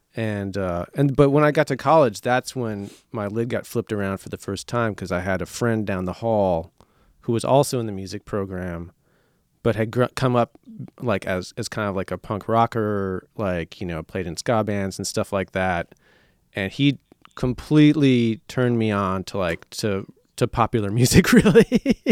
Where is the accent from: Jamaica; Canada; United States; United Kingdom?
United States; Marshfield, Wisconsin; moved away as an adult; also born or lived in Minneapolis, Minnesota; now in Chicago, United States; I lived in Minneapolis till I was nine, and then we moved to, uh, just central Wisconsin, a little town called Marshfield, like a town of, like, eighteen thousand people. Uh, and then I lived there until, uh, until I went to college here